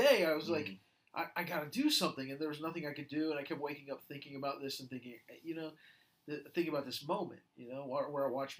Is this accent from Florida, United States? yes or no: yes; Jacksonville, Florida, United States; I grew up in Jacksonville.